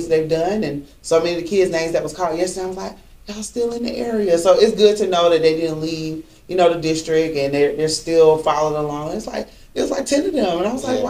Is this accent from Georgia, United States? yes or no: yes; Georgia, United States; I grew up old school, too, from the South. Mm-hmm. No, born and raised in Georgia